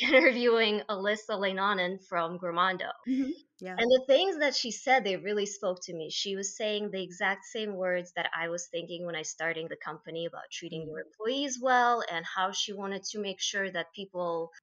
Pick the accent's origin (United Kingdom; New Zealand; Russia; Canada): Russia; moved away as an adult; now in United States; originally, I am from Russia